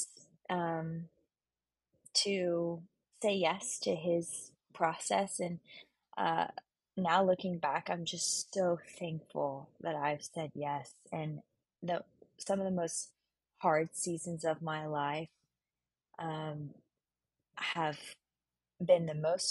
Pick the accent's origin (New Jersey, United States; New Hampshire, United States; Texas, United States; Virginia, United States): Texas, United States; Houston; also born or lived in Waco, Texas; now in Dallas, United States; I'm from Houston, Texas, born and raised